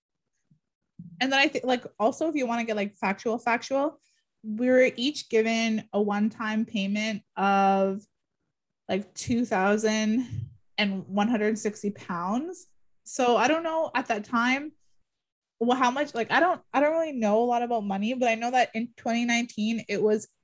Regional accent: Garden River First Nation, Ontario, Canada; I'm from Garden River First Nation, the Bawating region.

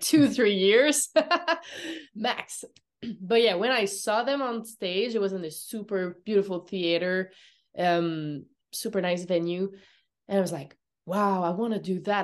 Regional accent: Montreal, Quebec, Canada; English is a second language; I'm from Montreal

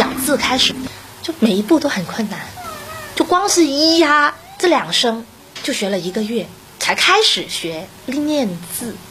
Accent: Macau; 我是澳门人，

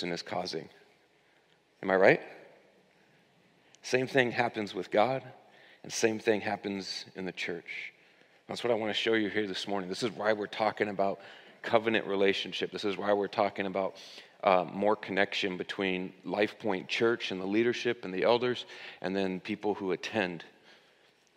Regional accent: United States

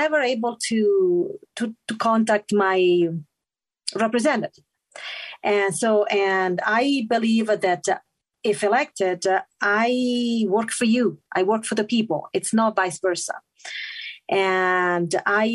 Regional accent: Italy; English is a second language; moved away as an adult; now in Utah, United States; I was born and raised in Italy

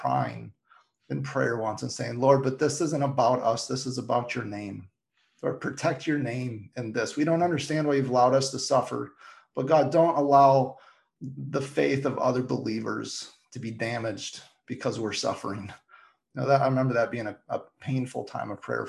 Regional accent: Michigan, United States; moved away; my hometown of Michigan

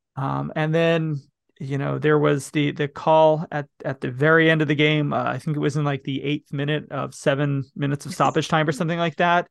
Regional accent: United States; I'm an American

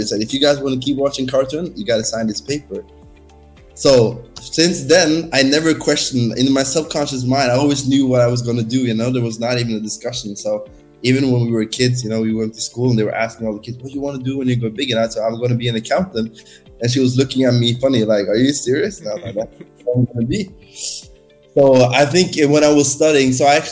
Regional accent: Norway; moved away as an adult; now in Barcelona, Spain; I'm born and raised in Norway

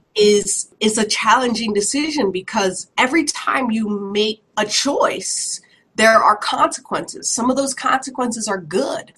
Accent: Woodbury, United States; growing up in Woodbury

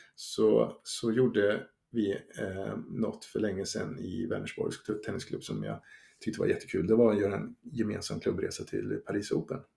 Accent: Sweden; som svensk

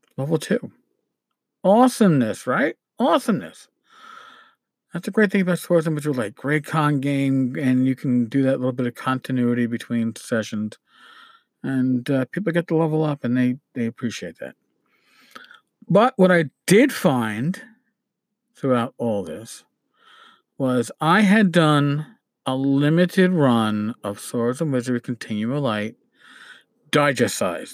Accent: New York, United States; accent: New York; my New York accent

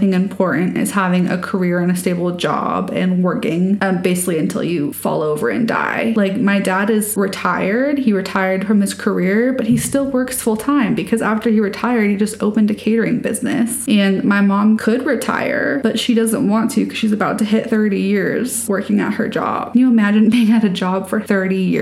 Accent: Colorado, United States; I grew up in Colorado

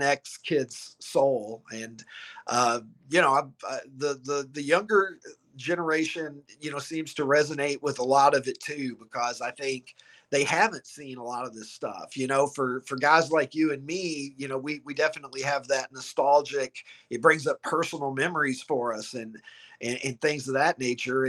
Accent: Horse Cave, Kentucky, United States; moved away as an adult; also born or lived in Chicago area; now in Chicago, United States; I grew up in the metropolis of Horse Cave, Kentucky

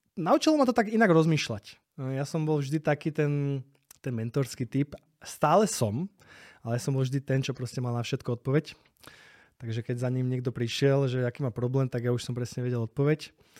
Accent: Slovakia; also born or lived in Spain / Prague; now in Bratislava, Slovakia; tam tí Španieli mne nie sú proste takí blízki, ako sú my Slováci

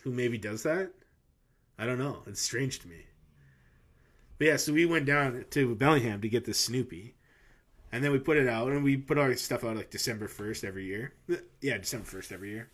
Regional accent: Canada; we're Canadian

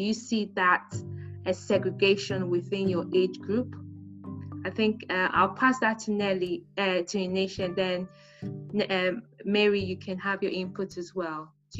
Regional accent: Nigeria; moved away; I'm from Nigeria, Hausa and everything.

